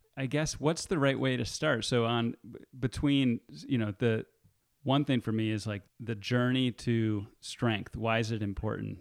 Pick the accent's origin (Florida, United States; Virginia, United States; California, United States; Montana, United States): California, United States; Marin; my hometown in Marin